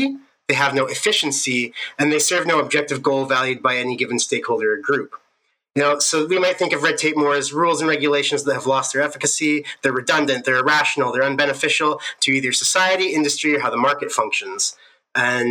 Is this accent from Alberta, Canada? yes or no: yes; Southern Alberta, Canada; moved away as an adult; now in Edmonton, Canada; I'm from Southern Alberta originally, but now me and my fiance, we're living up here in Edmonton